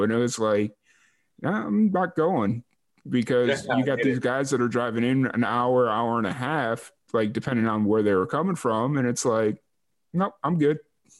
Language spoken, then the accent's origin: English; Midwest, United States; accent: Midwestern; is my big Midwestern accent coming through a little thick for you?